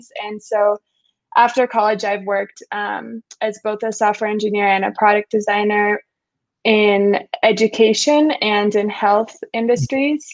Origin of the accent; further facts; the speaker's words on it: Redwood City, California, United States; moved away as an adult; also born or lived in Argentina; now in Mexico City, Mexico; I grew up in Redwood City, California, went to high school around there.